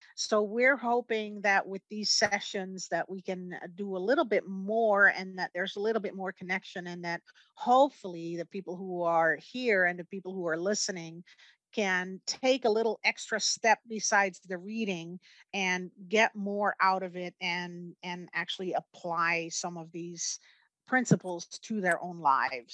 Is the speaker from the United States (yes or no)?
no; Netherlands; moved away; I grew up in the Netherlands